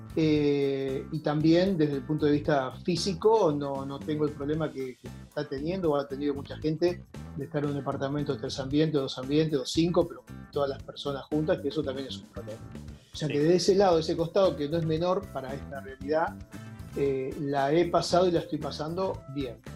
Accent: Carreras, Santa Fe, Argentina; moved away as an adult; also born or lived in Rosario; now in Buenos Aires, Argentina; yo nací en Rosario, por eso es que digo, documento dice nacido Rosario

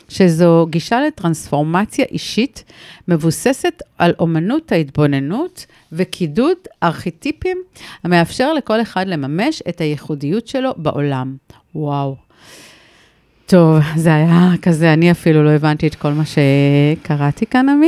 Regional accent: Rehovot, Central District, Israel; moved away as an adult; now in Kibbutz Revadim, Israel; גדלתי ברחובות.

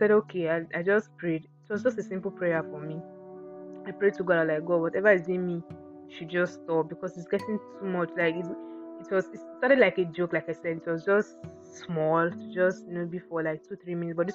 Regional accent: Akwa Ibom, Nigeria; I'm from Akwa Ibom. So if, yeah, and so what, I have the accent

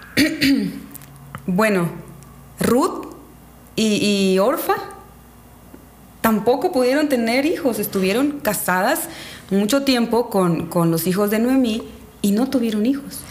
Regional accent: Calderitas, Quintana Roo, Mexico; now in Catemaco, Mexico; soy originaria de Quintana Roo, un pueblo que se llama Calderitas

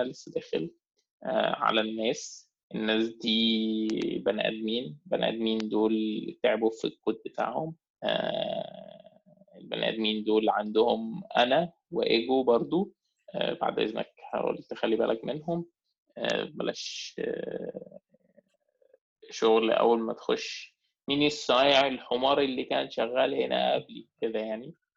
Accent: Egypt; احنا مصريين

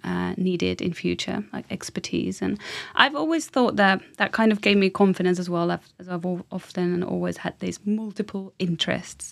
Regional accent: Finland; moved away as an adult; now in London, United Kingdom; I'm from Finland

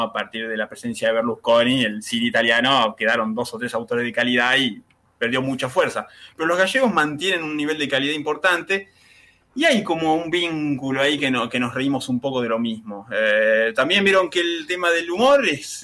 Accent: Mar del Plata, Buenos Aires Province, Argentina; nosotros somos el Mar de Plata

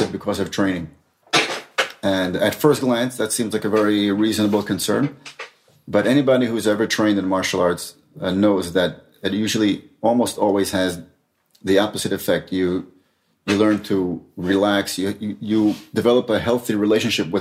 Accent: New York City, New York, United States; now in Israel; I grew up in Brooklyn, actually in Borough Park.

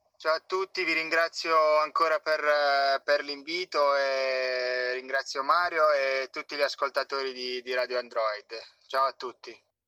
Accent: Gioia del Colle, Apulia, Italy; una scuola calcio del, del mio paese a, a Gioia del Colle

